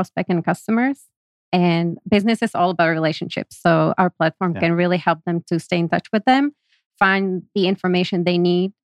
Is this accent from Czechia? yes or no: yes; Prague, Czechia; moved away as an adult; now in United States; I was born and raised in Prague, Czech Republic.